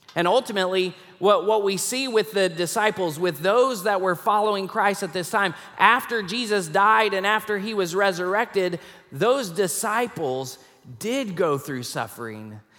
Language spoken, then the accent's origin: English; Rockport, Texas, United States; moved away as an adult; also born or lived in Tulsa, Oklahoma; now in Fort Worth, United States; when I was seven, we moved to Rockport, Texas, and we lived there for about ten years until I graduated from high school